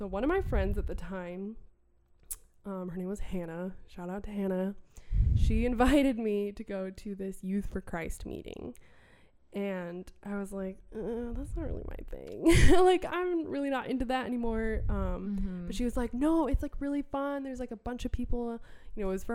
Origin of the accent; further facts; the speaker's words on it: Wisconsin, United States; I'm from Wisconsin